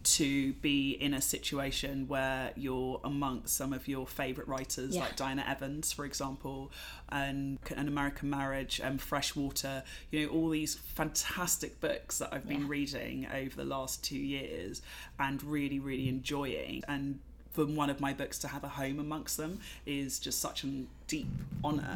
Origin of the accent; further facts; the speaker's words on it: London, United Kingdom; I'm from London. I am a Black British woman of Jamaican heritage who's grown up in London